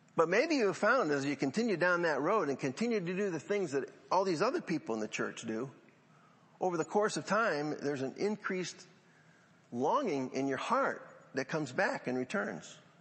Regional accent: Central New York, United States; growing up in Central New York

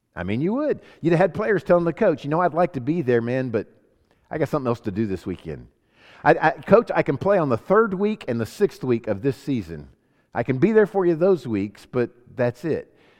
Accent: Sacramento, California, United States; also born or lived in Homestead, Florida; I was born in Sacramento, California, so I'm an American citizen

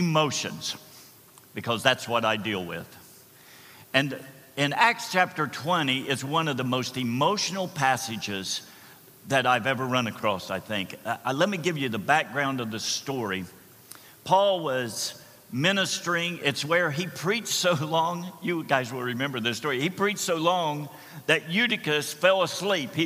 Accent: Slocum Station, Ohio, United States; I grew up in Slocum Station, Ohio

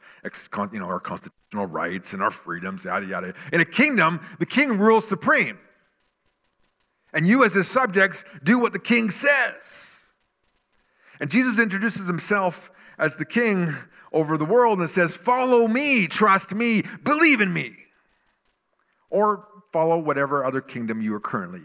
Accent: Salmon Arm, British Columbia, Canada; Salmon Arm, where my hometown

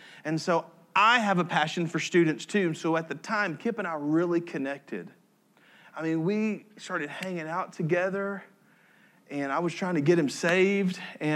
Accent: Tennessee, United States; I'm from Tennessee

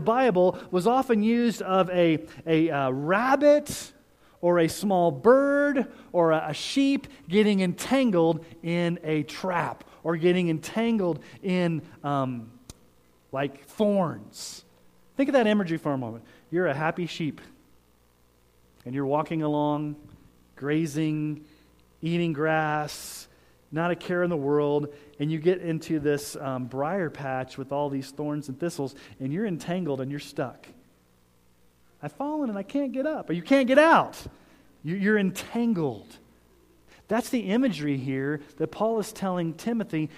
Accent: Colorado Springs, Colorado, United States; I grew up in Colorado Springs, and that's a military town

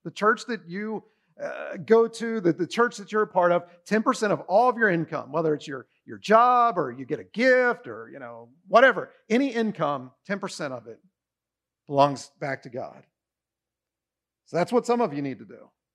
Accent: United States; We are rich beyond belief as Americans

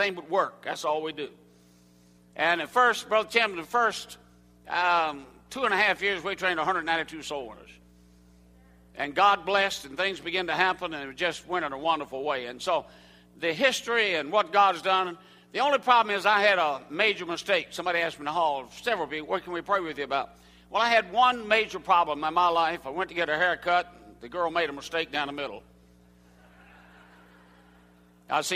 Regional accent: Southern United States, United States; accent: Southern; first language English; The only language I know is Southern English

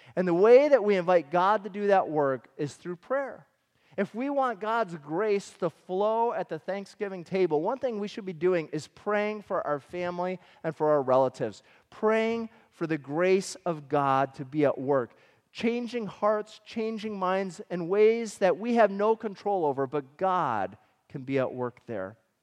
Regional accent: Michigan, United States; we grew up in Michigan.

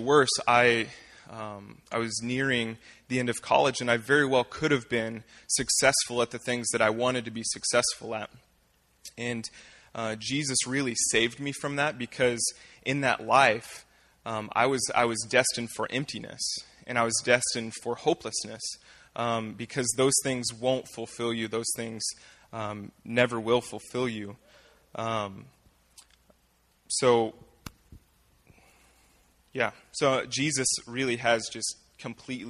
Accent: Fort Scott, Kansas, United States; I was born and raised here in Fort Scott

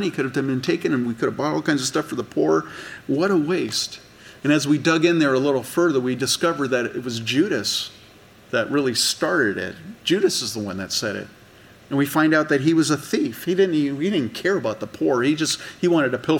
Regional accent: California, United States; I grew up in California.

